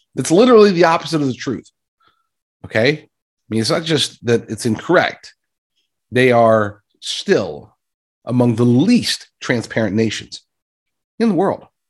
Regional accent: United States; I'm an American citizen

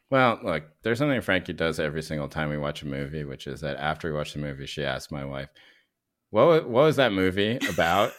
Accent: United States; to me as an American

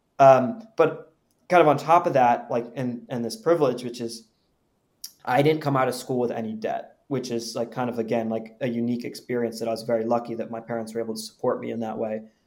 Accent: Palo Alto, California, United States; I'm from Palo Alto, California. And that's where I've lived since from third grade up until I went off to college

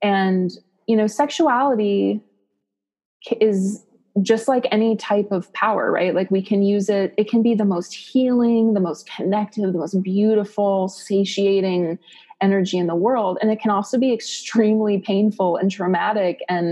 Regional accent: Ohio, United States; I grew up in Ohio.

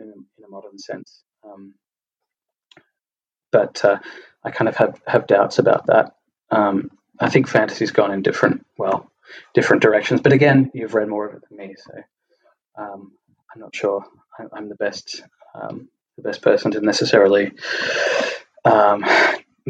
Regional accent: Australia; accent: Australian; from my accent being Australian

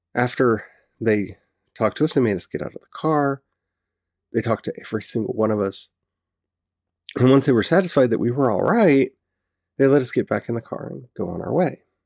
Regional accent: Southern United States, United States; accent: Southern; you're gonna bring my Southern out, and I'm gonna start saying y'all and honey a lot

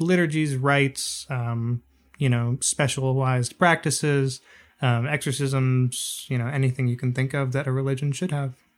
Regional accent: United States; growing up in America

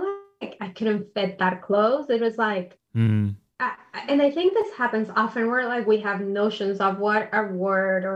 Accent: Bogotá, Colombia; moved away as an adult; also born or lived in New York City, United States; now in Indianapolis, United States; I'm originally from Colombia, born and raised in Bogota.

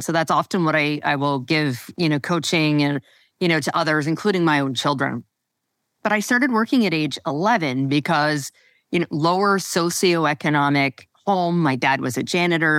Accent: Western Canada, Canada; moved away as an adult; also born or lived in Toronto; I never moved back out west

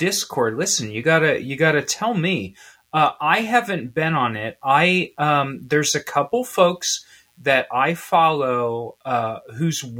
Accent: Midwest, United States; I'm from the Midwest

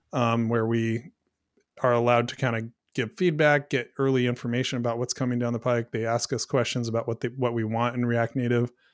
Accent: Pacific Northwest, United States; now in Brush Prairie, Washington, United States; I grew up in the Pacific Northwest

